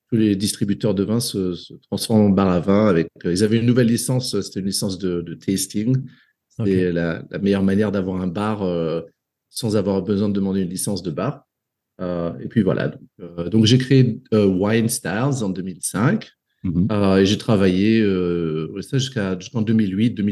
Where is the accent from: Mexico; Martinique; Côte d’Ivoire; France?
Côte d’Ivoire; Euh, voilà, j'ai grandi en Afrique jusqu'à jusqu'à plus ou moins l'âge de, de, 22 ans, je dirais.